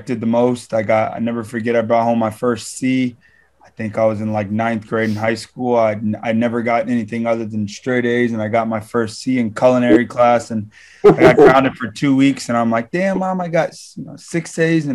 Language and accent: English; South Florida, United States; also born or lived in Toronto; I've never lived in a big city. I'm from South Florida